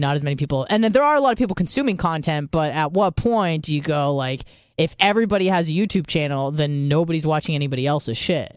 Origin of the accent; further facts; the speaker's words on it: United States; being American